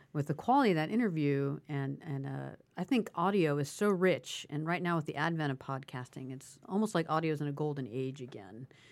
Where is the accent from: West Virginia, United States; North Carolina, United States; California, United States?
West Virginia, United States; Clarksburg; also born or lived in Northeast US, near New York / Charleston, West Virginia; I'm from West Virginia. I'm, I'm an Appalachian